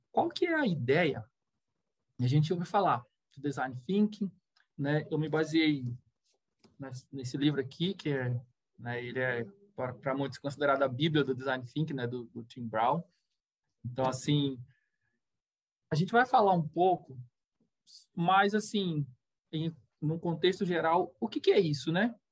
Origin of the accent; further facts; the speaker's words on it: Recife, Pernambuco, Brazil; born there; now in Itá, Brazil; eu nasci em Recife, né? E eu o meu pai era barrageiro, depois o meu padrasto também, e a gente veio seguindo o país, assim, né? A gente é, veio parar aqui em Santa Catarina, mais especificamente em Itá